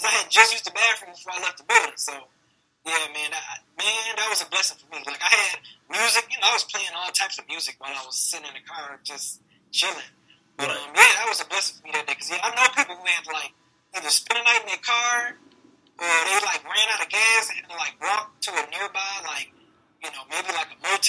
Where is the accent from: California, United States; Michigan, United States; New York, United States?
Michigan, United States; Detroit; Grew up, born and raised in the West Side